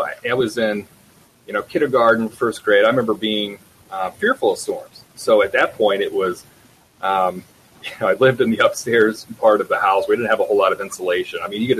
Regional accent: Great Lakes, United States; Yeah, so I grew up around the Great Lakes area

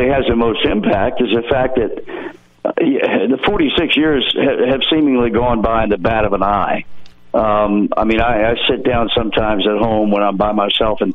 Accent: Virginia, United States; I was brought up in Virginia.

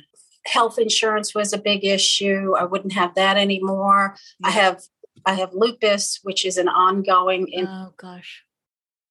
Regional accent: New York, United States; moved away as an adult; also born or lived in Bronx, New York; now in Bartlesville, United States; I'm originally from New York. I was born in the Bronx, raised, about an hour outside of New York City

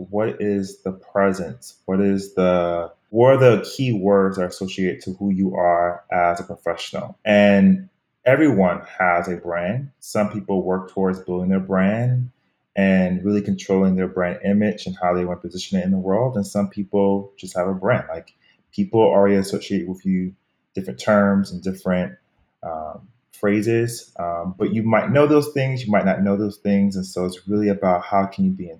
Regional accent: Miami, Florida, United States; moved away as an adult; also born or lived in Harlem, New York City; now in New York City, United States; I'm born and raised from Miami, Florida

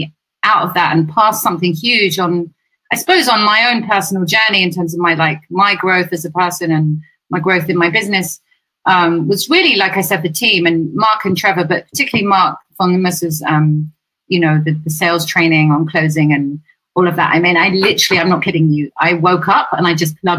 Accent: England, United Kingdom

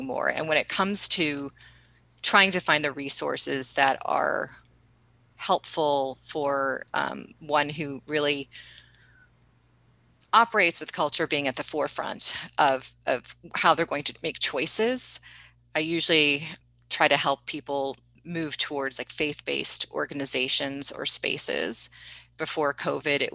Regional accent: East Coast, United States; we grew up on the East Coast

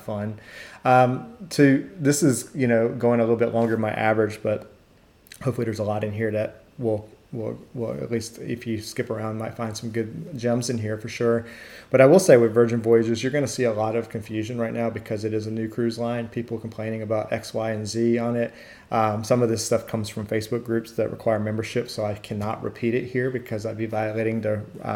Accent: United States; I'm going from the United States to everywhere.

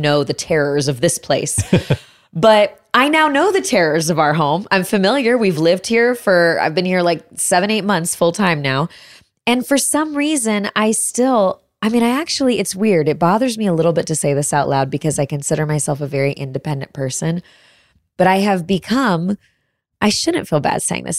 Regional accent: Chicago, Illinois, United States; now in Austin, United States; I grew up in Chicago

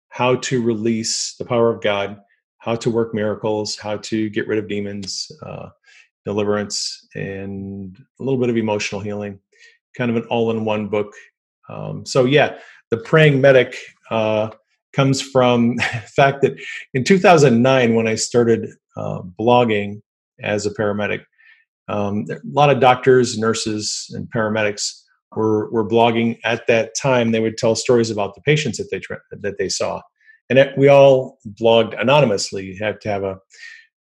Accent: United States

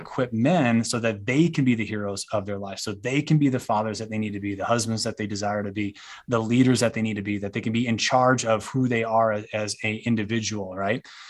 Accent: United States; we as a culture, as an American culture

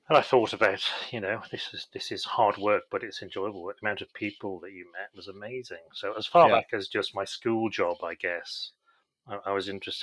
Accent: Isle of Man; moved away; also born or lived in Chester; I grew up on the Isle of Man, which is a beautiful place to grow up.

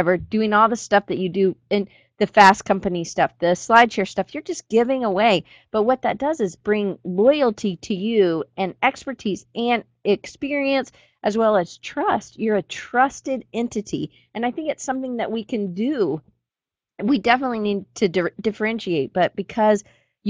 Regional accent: Atlanta, Georgia, United States; I grew up in Atlanta, so I'm a Coke product girl

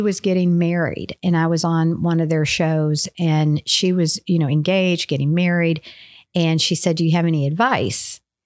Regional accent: Louisville, Kentucky, United States; I grew up in Louisville

